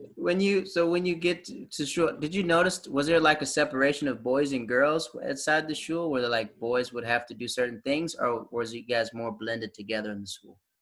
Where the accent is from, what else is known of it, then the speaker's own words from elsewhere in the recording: the South, United States; I'm from the South